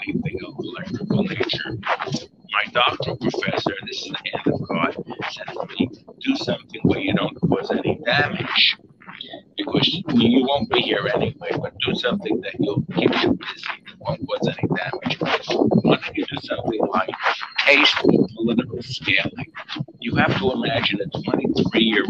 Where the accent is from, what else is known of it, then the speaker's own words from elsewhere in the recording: New York City, New York, United States; I grew up, I was born in the Bronx, New York